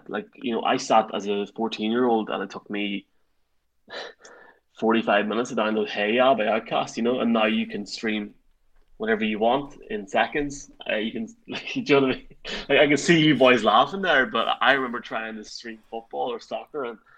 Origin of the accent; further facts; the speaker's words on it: Ireland; I'm saying we, but I'm from Ireland, but like it's a whole European thing, I guess.